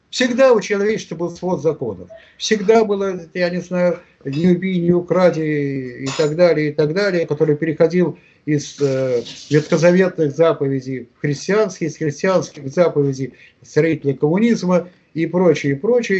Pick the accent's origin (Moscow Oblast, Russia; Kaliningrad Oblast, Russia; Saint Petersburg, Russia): Saint Petersburg, Russia; в родном Питере, здесь